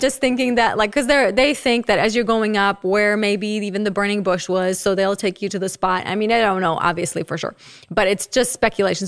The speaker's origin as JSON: {"language": "English", "country": "Czechia", "tie": "born or raised there", "moved": "yes", "said": "I don't know all of the hymns because I grew up in the Czech Republic"}